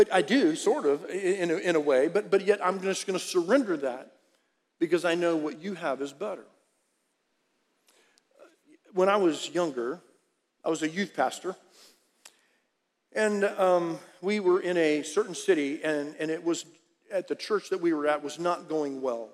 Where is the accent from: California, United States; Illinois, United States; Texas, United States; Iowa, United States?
Texas, United States; Harlingen; moved away as an adult; also born or lived in Dallas, Texas; I was raised in South Texas, Harlingen